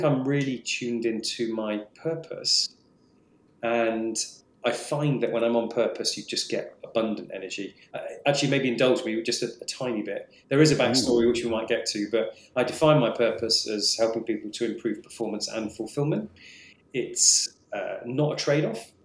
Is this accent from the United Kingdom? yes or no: yes; England, United Kingdom; also born or lived in Scotland; I was born in Scotland. I've lived nearly all my life in England.